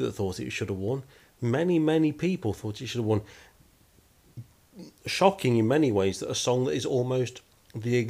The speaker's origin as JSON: {"language": "English", "country": "United Kingdom", "said": "we're British"}